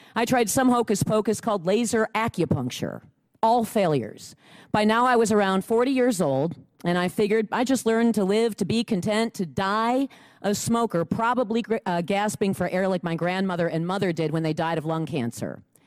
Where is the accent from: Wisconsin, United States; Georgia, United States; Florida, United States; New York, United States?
Wisconsin, United States; Lake Mills; I'm from Lake Mills, Wisconsin